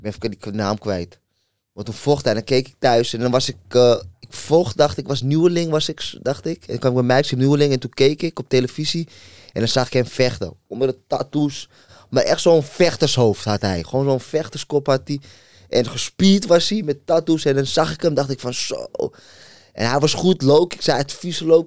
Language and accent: Dutch; Amsterdam, North Holland, Netherlands; hij komt ook uit Noord, ik ook. Ik kwam uit Molenwijk